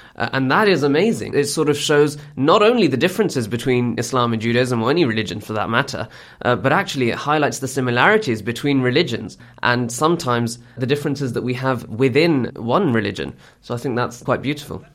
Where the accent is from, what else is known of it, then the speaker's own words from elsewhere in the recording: United Kingdom; I'm born and bred in Britain